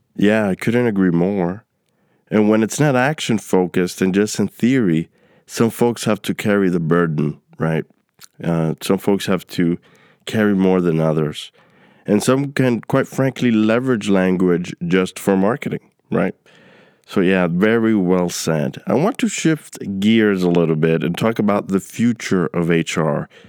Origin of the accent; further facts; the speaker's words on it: New York City, New York, United States; also born or lived in Queens; growing up in New York City